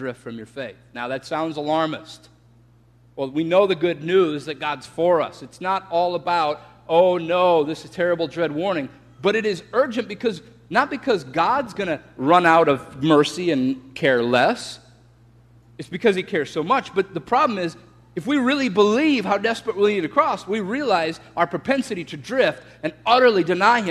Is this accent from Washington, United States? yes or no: no; Florida, United States; I'm from Florida